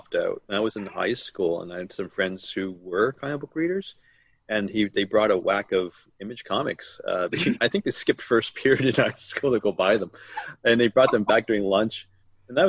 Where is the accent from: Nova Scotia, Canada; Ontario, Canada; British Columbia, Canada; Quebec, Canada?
Ontario, Canada; Toronto; I basically was born and raised in Toronto